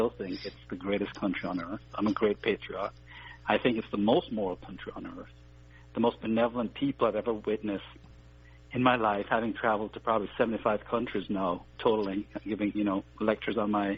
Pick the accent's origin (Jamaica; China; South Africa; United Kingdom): Jamaica; moved away as an adult; also born or lived in American South; now in United States; Well, you know, I came to America when I was 20 years old. And as a child growing up in Jamaica, I had learned a lot about American history.